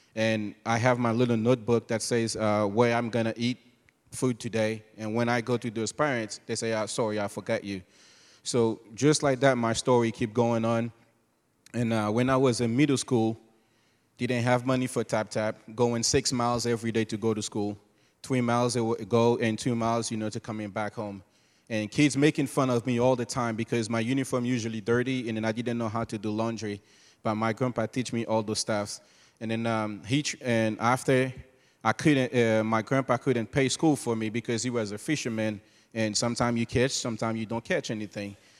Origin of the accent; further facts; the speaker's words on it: Haiti; moved away; also born or lived in Cabaret; born and raised in Haiti.